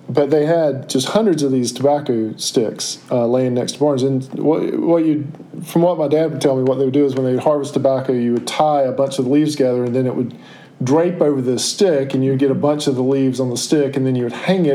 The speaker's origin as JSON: {"language": "English", "town": "Cary", "region": "North Carolina", "country": "United States", "tie": "born or raised there", "said": "I grew up in Cary. I grew up in the quintessential suburban neighborhood, okay?"}